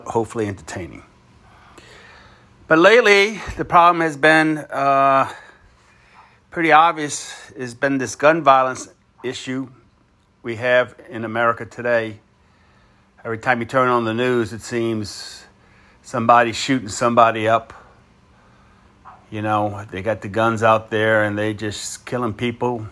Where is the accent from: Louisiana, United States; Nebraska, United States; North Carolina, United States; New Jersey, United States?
Louisiana, United States; New Orleans; Here in Louisiana, I'm from New Orleans